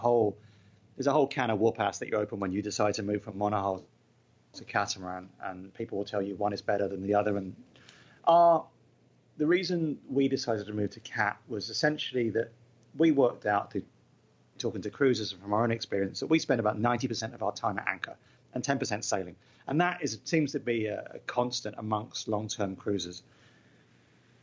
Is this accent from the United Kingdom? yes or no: yes; England, United Kingdom; I'm English